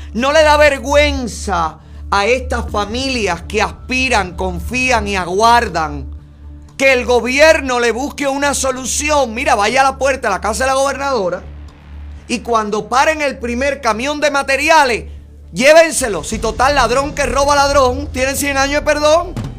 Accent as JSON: {"language": "Spanish", "region": "Camagüey", "country": "Cuba", "tie": "born or raised there", "moved": "yes", "lives_now": "United States", "said": "mi provincia natal"}